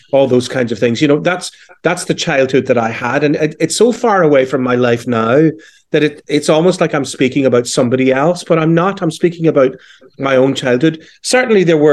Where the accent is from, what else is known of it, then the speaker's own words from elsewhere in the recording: Belfast, Northern Ireland, United Kingdom; accent: Northern Irish; moved away; also born or lived in London; I was born in 1966 in West Belfast, I suppose famously known as the Falls Road